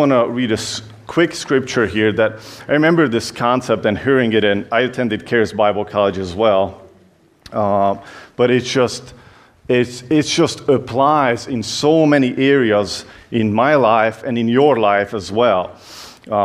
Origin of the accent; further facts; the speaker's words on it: Hungary; English is a second language; moved away; you can tell that I have an accent. I'm from Hungary originally